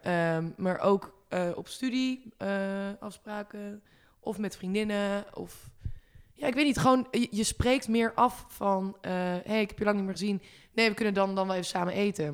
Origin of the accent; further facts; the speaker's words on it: Groningen, Netherlands; moved away; ik kom dan zelf uit Groningen natuurlijk mhm. oorspronkelijk